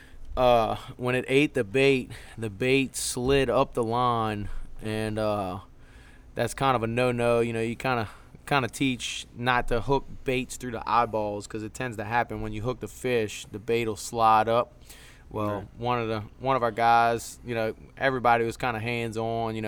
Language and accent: English; Metairie, Louisiana, United States; I'm from Metairie, Louisiana.